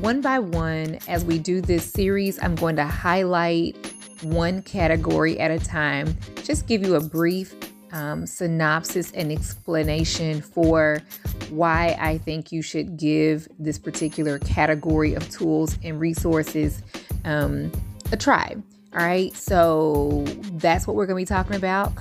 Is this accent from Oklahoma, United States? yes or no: no; Louisville, Kentucky, United States; moved away; So I'm initially from the Ville. I'm currently on the coast, but I'm from Louisville